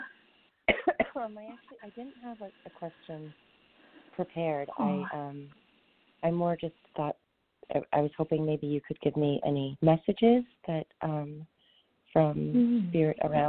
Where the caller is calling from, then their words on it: outside of Boston, Massachusetts, United States; I'm calling, from outside of Boston